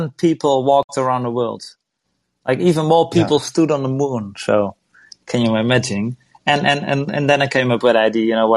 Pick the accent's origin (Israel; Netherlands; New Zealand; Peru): Netherlands; I'm from Holland